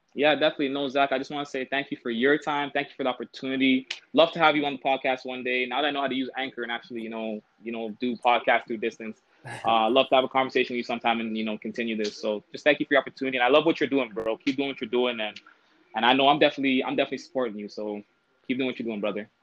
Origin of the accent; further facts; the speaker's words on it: Toronto, Ontario, Canada; I'm from Toronto